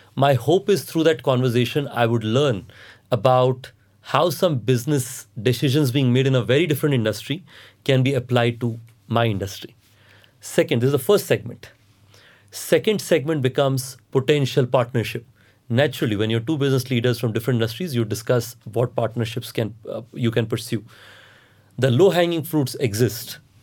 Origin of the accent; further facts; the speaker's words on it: Andhra Pradesh–Odisha border, India; moved away; I grew up in Andhra, Odisha border